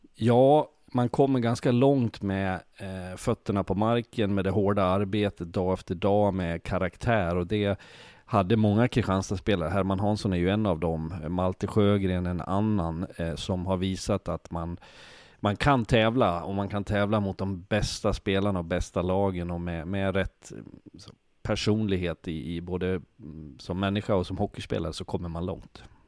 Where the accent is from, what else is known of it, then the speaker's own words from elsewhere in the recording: Sweden; also born or lived in Switzerland; vi svenskar håller ihop